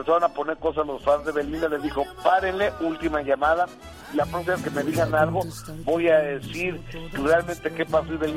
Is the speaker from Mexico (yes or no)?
yes; Mexico; así somos los mexicanos